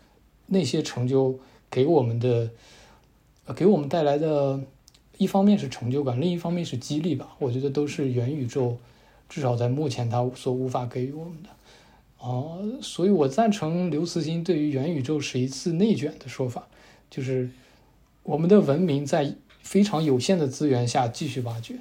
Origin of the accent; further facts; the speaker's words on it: Taiyuan, Shanxi, China; moved away; also born or lived in Beijing; 我们都是太原的